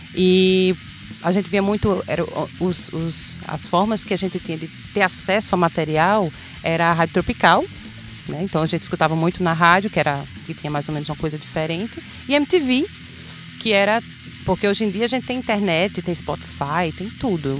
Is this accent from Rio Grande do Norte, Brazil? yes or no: yes; Macaíba, Rio Grande do Norte, Brazil; also born or lived in Natal; now in São Gonçalo do Amarante, Brazil; Sou natural de Natal, mas morei a minha vida inteira em Macaíba.